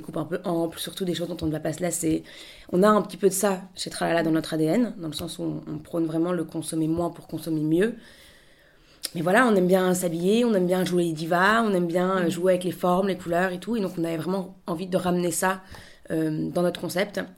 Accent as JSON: {"language": "French", "town": "Paris", "region": "Île-de-France", "country": "France", "tie": "born or raised there", "moved": "as an adult", "lives_now": "Lille, France", "said": "J'ai 27 ans, j'ai grandi, je suis née, j'ai grandi à Paris, mais toute ma famille est originaire du, nord, de Lille. Et voilà, je suis, rentrée, je suis rentrée dans le nord du coup il y a deux ans"}